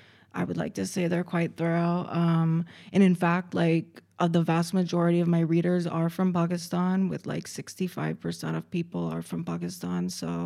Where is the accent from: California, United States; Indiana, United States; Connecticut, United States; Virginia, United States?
Connecticut, United States; So I am born and raised in America. Okay. I'm from Connecticut, which is in, it's a very small state right next to New York.